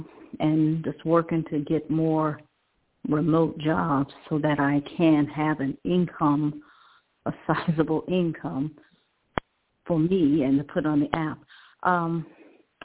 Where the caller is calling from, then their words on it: Cleveland, Ohio, United States; Cleveland, Oh